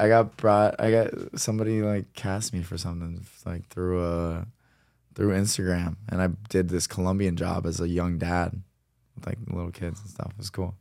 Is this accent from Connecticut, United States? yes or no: no; Cincinnati, Ohio, United States; growing up in Cincinnati, Ohio